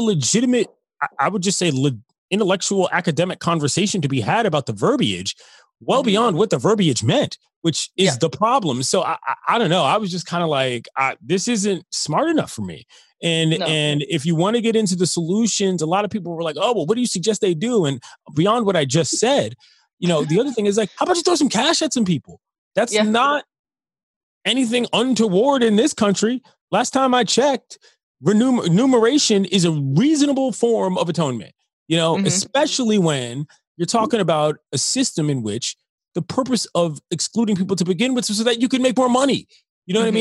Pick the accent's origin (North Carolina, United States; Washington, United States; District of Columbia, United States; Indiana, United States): District of Columbia, United States; Washington; also born or lived in Oxford, Ohio; I grew up in the District of Columbia.